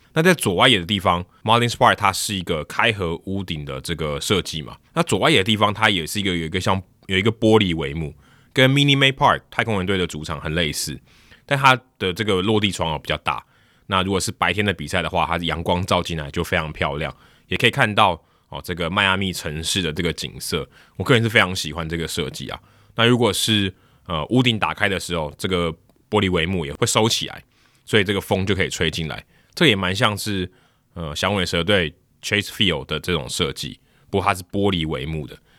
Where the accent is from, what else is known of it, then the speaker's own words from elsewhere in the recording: Taiwan; 我是从台湾来的